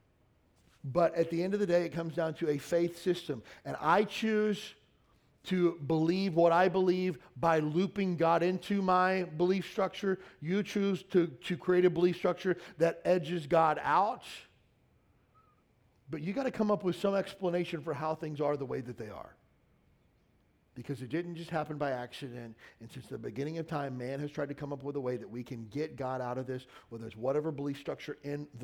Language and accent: English; Kentucky, United States; moved away as an adult; I grew up in Kentucky.